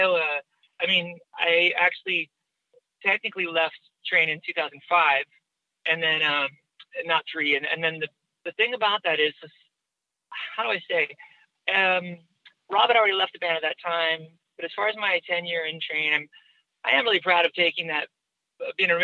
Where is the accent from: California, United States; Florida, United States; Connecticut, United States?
California, United States; Newport Beach; my hometown in Newport Beach